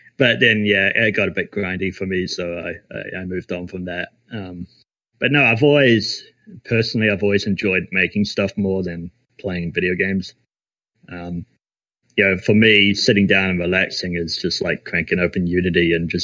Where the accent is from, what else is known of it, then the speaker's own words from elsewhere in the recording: New Zealand; we're actually all from New Zealand